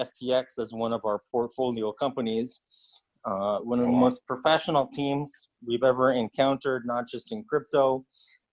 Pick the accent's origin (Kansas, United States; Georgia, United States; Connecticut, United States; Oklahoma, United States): Connecticut, United States; Ridgefield; moved away as an adult; also born or lived in New York; now in China; I'm from Ridgefield, Connecticut, although I spent most of my 20s in New York